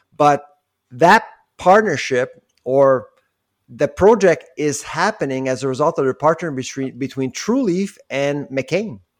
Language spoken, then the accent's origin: English; Quebec, Canada; I grew up in Quebec when I was a kid